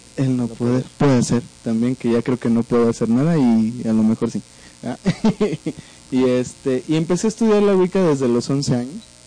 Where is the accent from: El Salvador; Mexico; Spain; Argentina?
Mexico; Veracruz; soy veracruzano, así hablamos allá